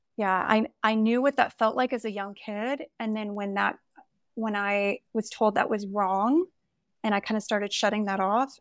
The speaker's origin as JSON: {"language": "English", "area": "the South", "region": "Southern United States", "country": "United States", "tie": "born or raised there", "said": "when we moved back to my hometown a few years ago, and I was confronted with all of the, like, Southern religious, cultural kind of stuff that I was surrounded with growing up"}